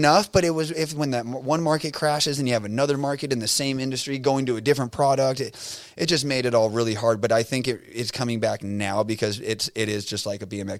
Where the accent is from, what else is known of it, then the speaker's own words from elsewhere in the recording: Southern California, United States; I grew up in Southern California. Nobody knows that I grew up in Southern California.